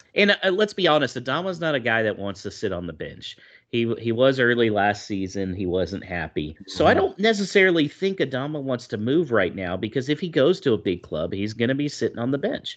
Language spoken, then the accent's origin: English; United States; moved away; as an American out here